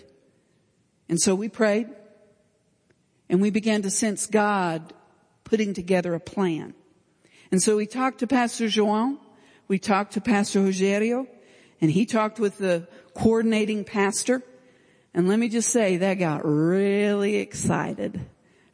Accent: Stillwater, Oklahoma, United States; I'm from Stillwater, America.

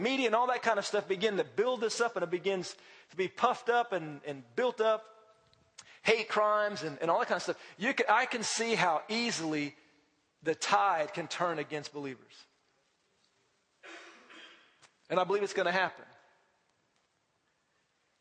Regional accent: United States; as an American

